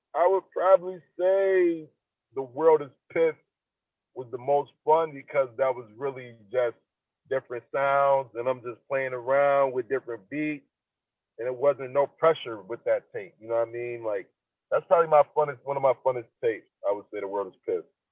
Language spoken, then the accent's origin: English; Niagara Falls, New York, United States; I'm from Niagara Falls